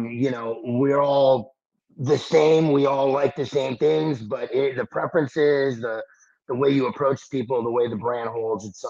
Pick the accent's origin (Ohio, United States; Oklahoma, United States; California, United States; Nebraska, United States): California, United States; Los Angeles; I'm originally from Los Angeles